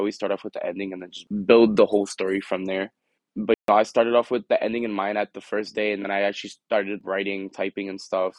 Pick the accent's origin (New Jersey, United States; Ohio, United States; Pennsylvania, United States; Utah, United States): New Jersey, United States; Elizabeth; where I grew up in Elizabeth is known for being a bad area